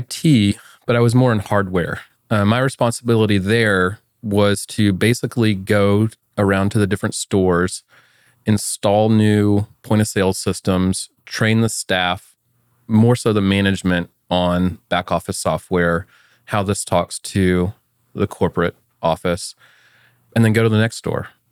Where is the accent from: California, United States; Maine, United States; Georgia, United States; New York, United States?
Georgia, United States; Atlanta; moved away as an adult; also born or lived in Auburn, Alabama; now in Austin, United States; I grew up in Atlanta, Georgia. So I'm a true son of the South.